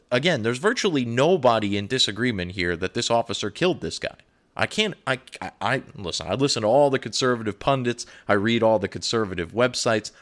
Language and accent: English; United States; I'm an American